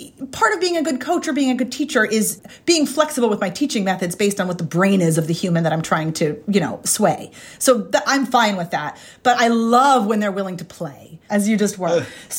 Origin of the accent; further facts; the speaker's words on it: Ireland; I'm from Ireland.